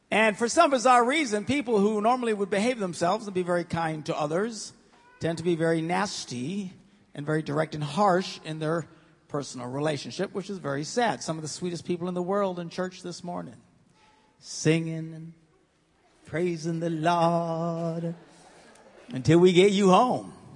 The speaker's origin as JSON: {"language": "English", "town": "Green Bay", "region": "Wisconsin", "country": "United States", "said": "I am from Green Bay"}